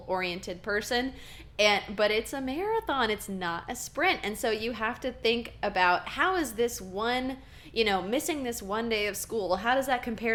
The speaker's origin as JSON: {"language": "English", "region": "Texas", "country": "United States", "tie": "born or raised there", "said": "growing up in the Texas band system"}